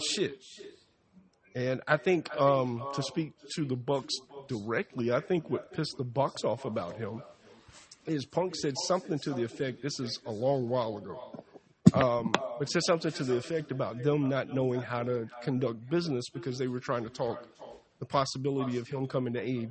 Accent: the South, United States; A Southern people

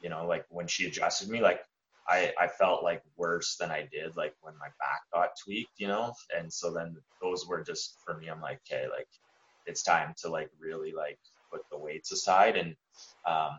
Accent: Lethbridge, Alberta, Canada; where we're from, Lethbridge

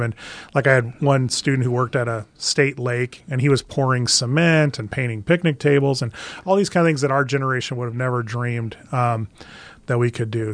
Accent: Valparaiso, Nebraska, United States; I did grow up in Nebraska. I grew up in a little town, uh, northwest of Lincoln, Valparaiso

